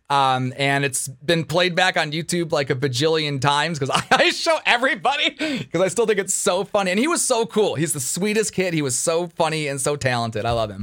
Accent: Detroit, Michigan, United States; I'm from Detroit.

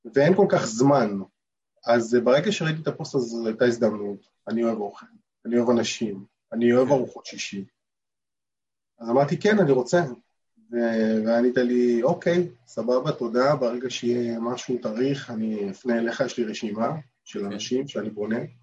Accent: Israel; now in New York, United States; במקרה שלנו כישראלים

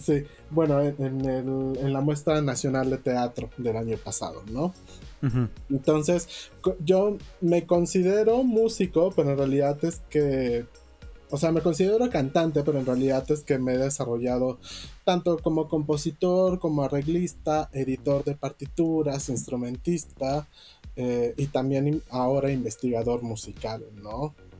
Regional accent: Yucatán, Mexico; moved away as an adult; also born or lived in Mexico City; son mis raíces porque yo nací en Yucatán, porque amo mi tierra

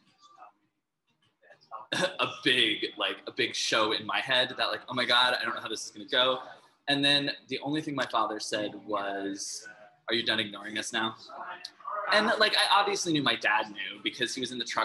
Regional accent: Midwest, United States; I grew up in the Midwest

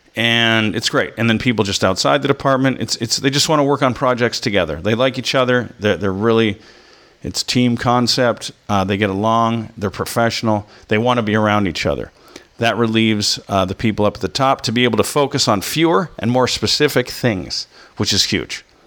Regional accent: United States; an American who's traveled

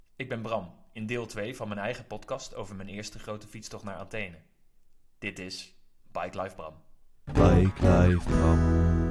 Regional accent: Netherlands; ik uit Nederland kom

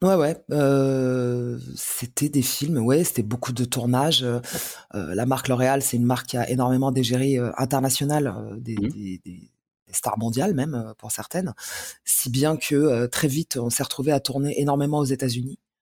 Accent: Paris, Île-de-France, France; also born or lived in Algiers, Algeria; J'ai grandi à Paris, euh, Paris Centre. Euh, j'ai fait Alger-Paris sans transition à l'âge de 4 ans et demi, 5 ans, je crois.

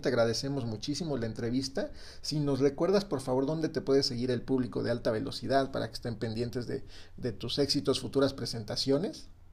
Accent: Mexico; como mexicanos

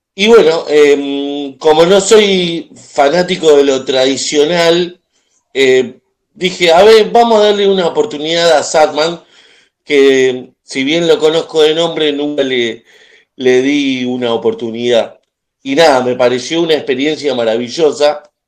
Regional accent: Argentina; soy de Argentina

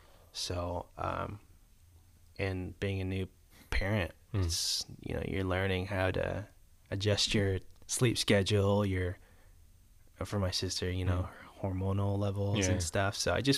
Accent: Marietta, Georgia, United States; also born or lived in Boston; I was born and raised in East Cobb, Marietta.

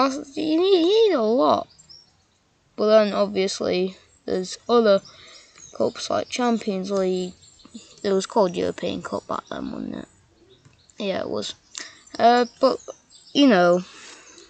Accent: England, United Kingdom; I am English

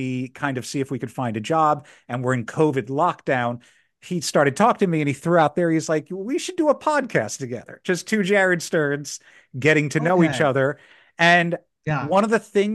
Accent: Philadelphia, Pennsylvania, United States; moved away as an adult; now in Washington, DC, United States; I'm originally from Philadelphia, but my whole family's down in the DC area.

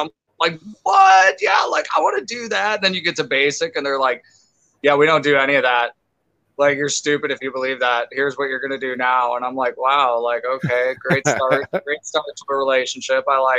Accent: Chicago, Illinois, United States; moved away as an adult; also born or lived in Texas / Utah; now in Mitchell, United States; born and raised in Chicago. Then I moved from Chicago to Texas when I joined the military.

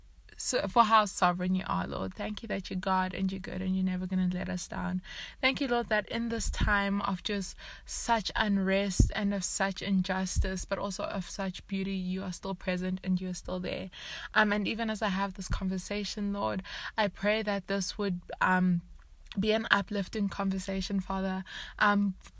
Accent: South Africa; also born or lived in Zimbabwe; moved to South Africa

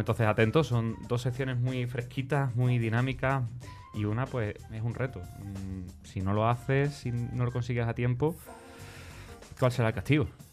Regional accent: Spain; somos españoles

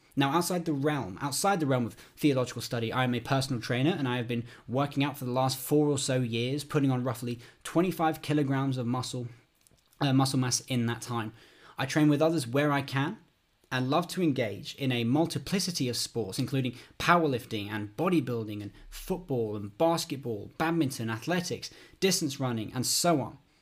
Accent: United Kingdom; also born or lived in London; I'm from the United Kingdom. I, I live in London

